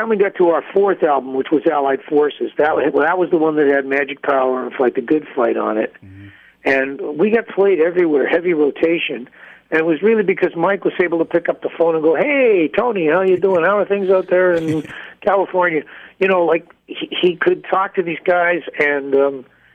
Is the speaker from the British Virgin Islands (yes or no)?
no; Canada; I am a Canadian